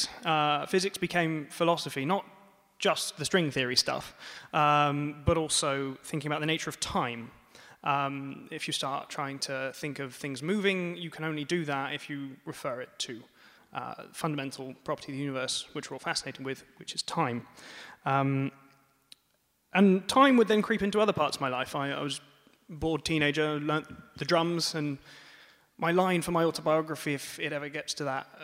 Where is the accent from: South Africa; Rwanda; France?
France; moved away; also born or lived in Bath, United Kingdom; as you can tell from my accent, I grew up in France.